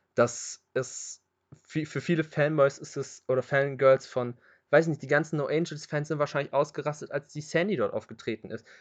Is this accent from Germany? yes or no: yes; Hanover, Lower Saxony, Germany; also born or lived in Göttingen; freue ich mich als Hannoveraner